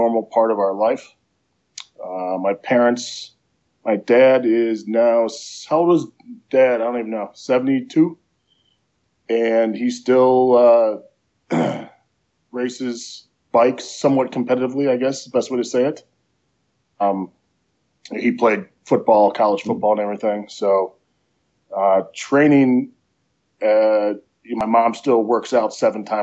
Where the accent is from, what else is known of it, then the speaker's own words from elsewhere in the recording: Prospect Heights, Illinois, United States; moved away as an adult; also born or lived in Colorado / Arizona / Lexington, Kentucky; now in Ohio, United States; I was born in Arlington Heights, Illinois, which is just outside of Chicago, and I grew up in Prospect Heights, which is right next to Arlington Heights